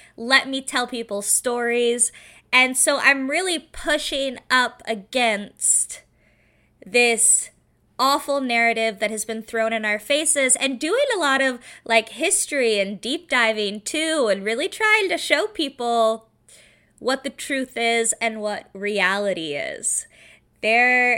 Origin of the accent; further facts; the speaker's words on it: Seattle, Washington, United States; I grew up in Seattle, Washington